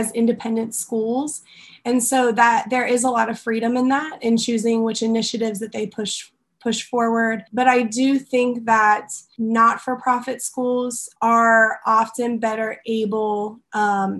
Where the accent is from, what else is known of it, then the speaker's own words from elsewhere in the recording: United States; moved away as an adult; also born or lived in Egypt; now in Taiwan; as a white American